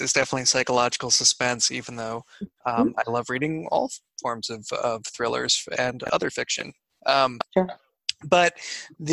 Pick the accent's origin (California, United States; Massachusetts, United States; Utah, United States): Massachusetts, United States; Boston; growing up in Boston